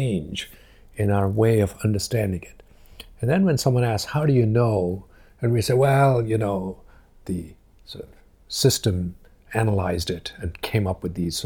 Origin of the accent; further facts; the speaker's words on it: India; moved away as an adult; now in Cambridge, United Kingdom; when I grew up in India